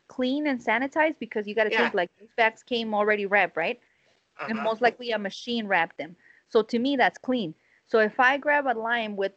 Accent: United States; We're selfish Americans. You know, I'm Mexican American.

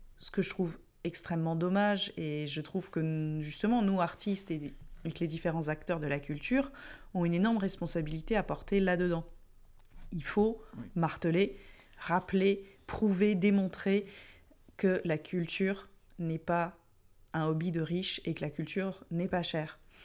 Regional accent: France; en tant que Français

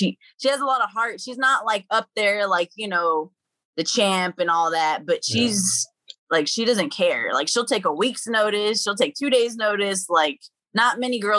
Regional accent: Dallas, Texas, United States; I was raised in Pleasant Grove, and Pleasant Grove and Oak Cliff

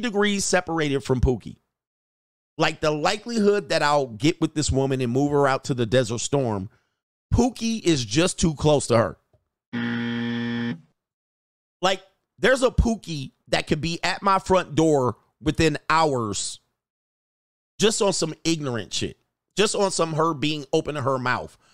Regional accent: United States; we as an American culture

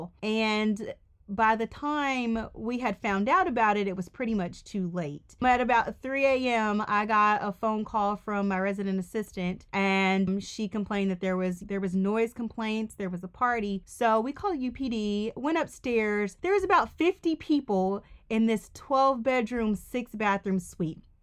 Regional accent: Mississippi, United States; moved away as an adult; also born or lived in Georgia; I am from Mississippi.

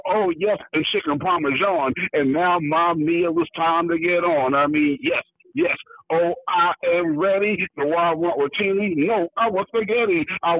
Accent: New York City, New York, United States; also born or lived in Los Angeles, United States; now in Gary, United States; No, I'm originally from New York.

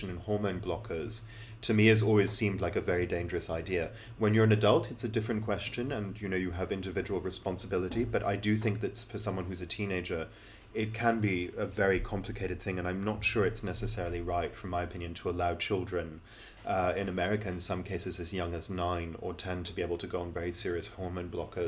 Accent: England, United Kingdom; accent: very English; gone to school and grown up in England

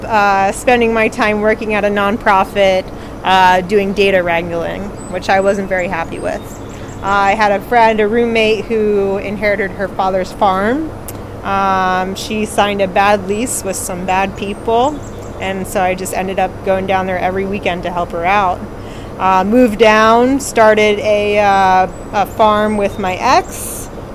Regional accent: Newburgh, New York, United States; moved away; I was born at St. Luke's Hospital in Newburgh, New York in 1980

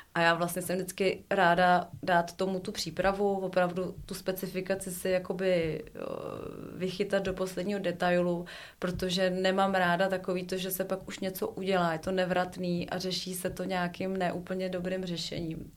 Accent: Prague, Czechia; já jsem narozená v Praze a miluju té trojky, ty tramvaje od dětství

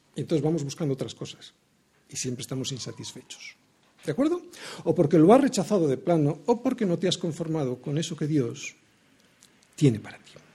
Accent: Spain; Yo como ciudadano español

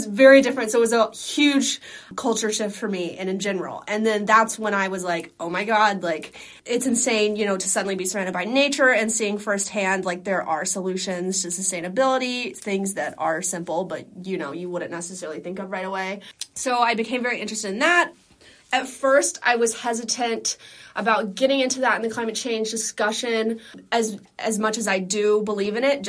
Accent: Dallas, Texas, United States; also born or lived in Boston; I'm from Dallas, Texas, but I mean, I was born in Boston

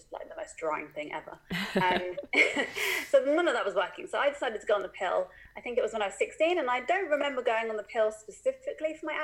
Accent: United Kingdom; accent: British; Am I the second Brit?

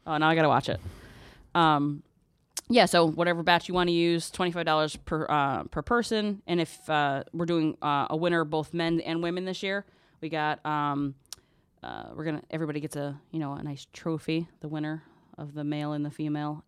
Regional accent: Derby, Connecticut, United States; now in Ansonia, United States; I grew up in Derby.

